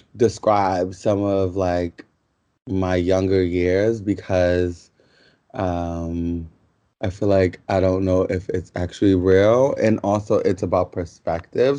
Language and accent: English; New York City, New York, United States; also born or lived in Yonkers, New York; we're from the South Bronx